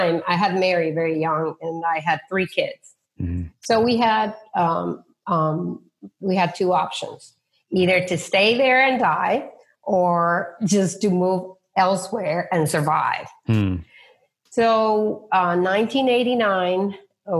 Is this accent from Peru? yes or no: yes; Peru; moved away as an adult; now in United States; I was born in Peru